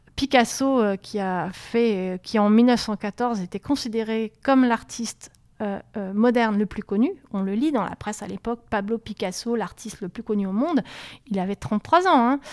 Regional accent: Montpellier, Occitania, France; moved away; also born or lived in Paris; Moi, je venais de Montpellier.

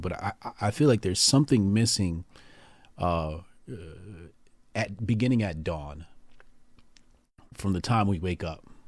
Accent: Newark, New Jersey, United States; my hometown, Newark, New Jersey

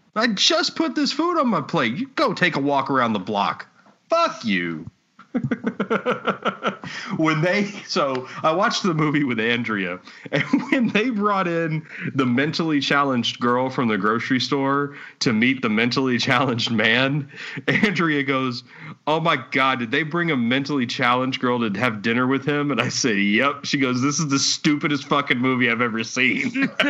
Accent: Texas, United States; I enjoy where I'm from. I enjoy yeah. being from Texas

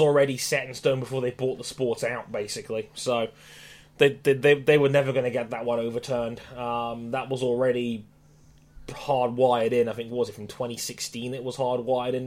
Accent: United Kingdom; being British

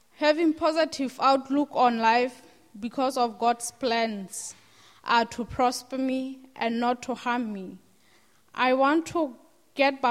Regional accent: Lesotho; I'm from Lesotho, and I grew up in a family

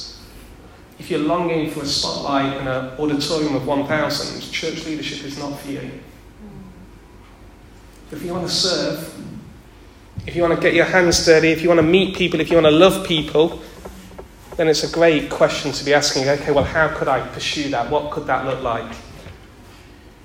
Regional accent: Derby, East Midlands, United Kingdom; I'm from Derby. I grew up in Derby.

